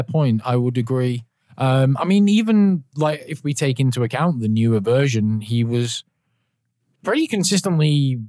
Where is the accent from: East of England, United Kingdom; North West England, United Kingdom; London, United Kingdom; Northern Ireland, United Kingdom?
North West England, United Kingdom; Manchester; accent: Scouse; So I'm not Scouse, I'm Mancunian